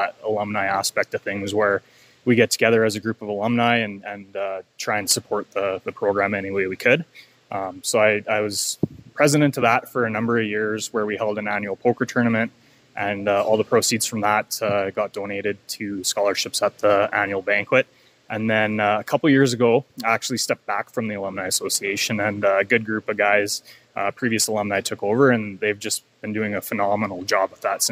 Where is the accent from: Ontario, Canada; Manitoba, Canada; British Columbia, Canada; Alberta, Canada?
Alberta, Canada; Lethbridge; I grew up in Lethbridge, got to go through Little League